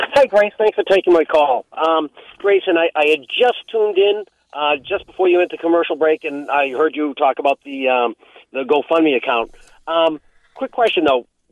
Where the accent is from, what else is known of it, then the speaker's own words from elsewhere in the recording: New York, United States; now in Vermont, United States; I'm a New Yorker.